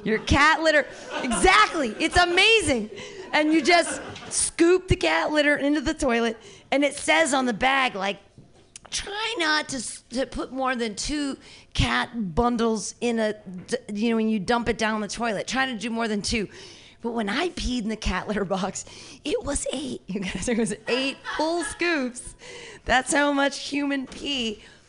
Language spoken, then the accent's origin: English; Danville, California, United States; I grew up in Danville